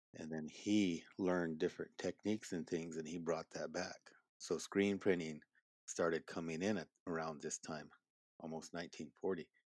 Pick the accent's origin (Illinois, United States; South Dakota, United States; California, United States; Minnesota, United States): South Dakota, United States; Marty; I am Oglala Lakota, I grew up at Marty, South Dakota